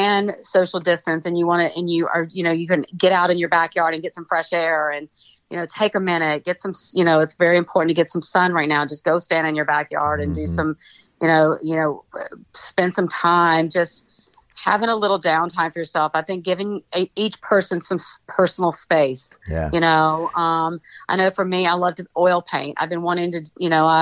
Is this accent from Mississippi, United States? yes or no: yes; Jackson, Mississippi, United States; I grew up in Jackson, Mississippi in a Greek American household.